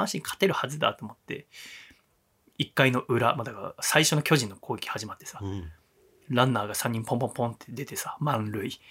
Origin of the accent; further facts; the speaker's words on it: Yokohama, Kanagawa, Japan; 私は横浜の出身ですので、はい、DNA ベイスターズが好きです。